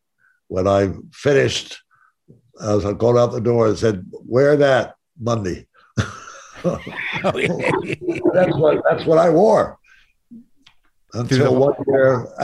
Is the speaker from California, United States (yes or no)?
no; New York, United States; It's funny because I came out from New York.